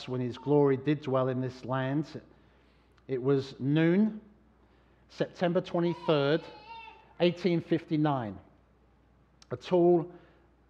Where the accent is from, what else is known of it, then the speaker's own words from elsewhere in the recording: London, United Kingdom; now in New Hampshire, United States; I was born in London, and it was the place I grew up